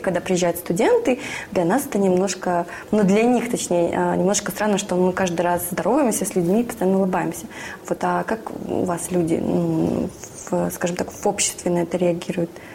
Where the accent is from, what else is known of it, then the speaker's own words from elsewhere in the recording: Siberia, Russia; я сама из Сибири